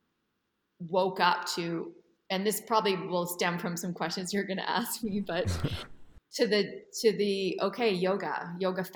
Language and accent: English; Edmonton, Alberta, Canada; moved away as an adult; I grew up in Edmonton, Alberta, Canada